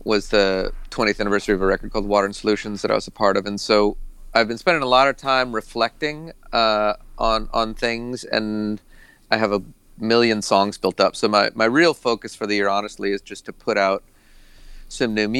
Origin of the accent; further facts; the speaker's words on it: Boston, Massachusetts, United States; I grew up in, you know, New England